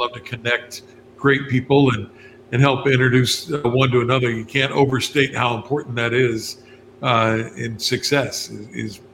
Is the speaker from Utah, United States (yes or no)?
no; West Virginia, United States; moved away; back in West Virginia, my home state